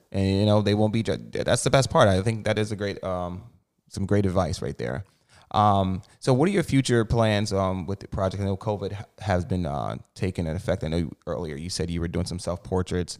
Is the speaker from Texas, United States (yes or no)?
no; New Jersey, United States; Jersey boy over here, too.